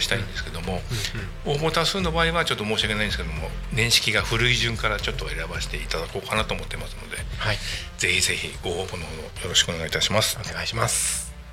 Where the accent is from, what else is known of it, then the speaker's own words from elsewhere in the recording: Katsushika, Tokyo, Japan; also born or lived in Kashiwa, Chiba / Narita, Chiba; now in Tako, Japan; 生まれがですね、はい、東京の葛飾で